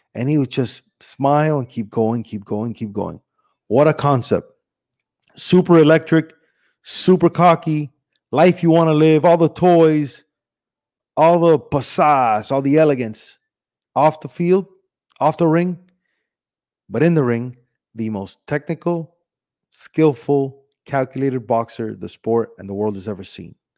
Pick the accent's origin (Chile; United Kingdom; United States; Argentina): United States; Miami, Florida; also born or lived in Cuba; I was born in Cuba, but I was raised here in Miami